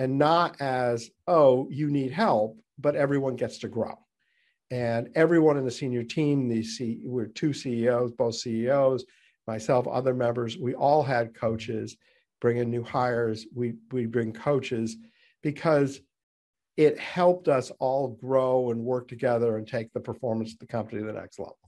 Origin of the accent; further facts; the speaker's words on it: New England, United States; we're both from New England